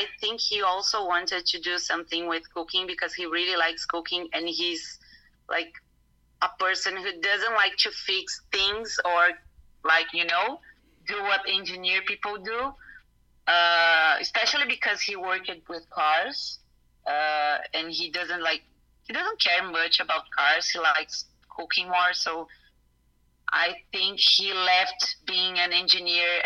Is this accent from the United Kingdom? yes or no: no; Santo André, São Paulo, Brazil; also born or lived in Japan; I grew up in a town near São Paulo. It's like 40 minutes from downtown São Paulo. It's called Santo André